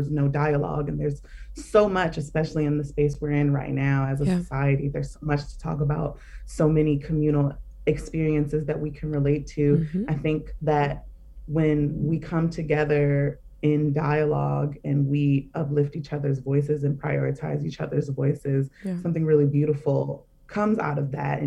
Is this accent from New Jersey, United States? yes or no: no; Baltimore, Maryland, United States; now in New York, United States; I'm from Baltimore